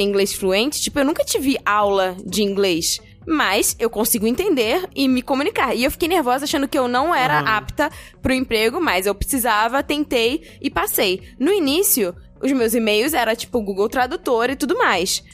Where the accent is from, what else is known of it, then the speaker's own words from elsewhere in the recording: Brazil; A gente, como brasileiro